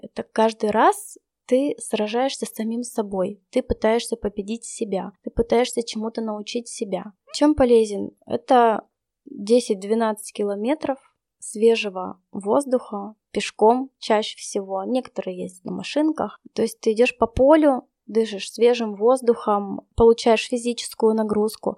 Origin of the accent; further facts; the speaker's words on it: Yekaterinburg, Sverdlovsk Oblast, Russia; мой родной город Екатеринбург